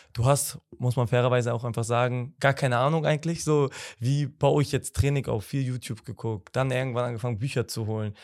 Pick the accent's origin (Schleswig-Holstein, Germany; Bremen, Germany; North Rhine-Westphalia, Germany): Bremen, Germany; moved away as an adult; now in Hamburg, Germany; ich bin gebürtiger Bremer. Ähm, habe da auch ganz normal das Prozedere Schule, Fußballverein und so